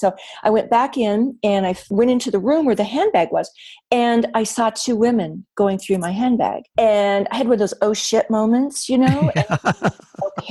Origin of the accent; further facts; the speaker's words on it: Wyoming, United States; moved away as an adult; I told them all about growing up in Wyoming